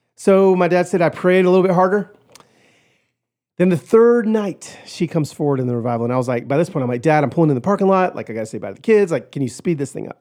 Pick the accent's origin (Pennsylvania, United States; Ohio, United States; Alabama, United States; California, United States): California, United States; Pico Rivera; I was born in East L A, in Pico Rivera